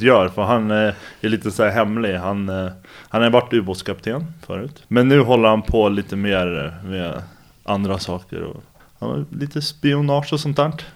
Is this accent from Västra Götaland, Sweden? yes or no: no; Stockholm, Stockholm County, Sweden; Jag är uppvuxen i Bromma, ligger i Stockholm.